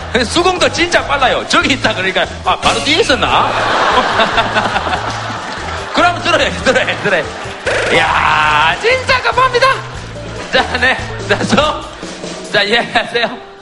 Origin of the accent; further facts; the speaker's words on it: Gyeongsang, South Korea; moved away; also born or lived in Seoul; 경상도 사람으로서는